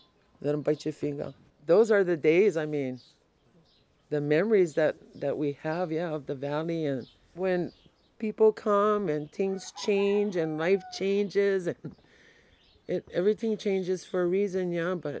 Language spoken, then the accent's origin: English; Hawaii, United States; I'm Hawaiian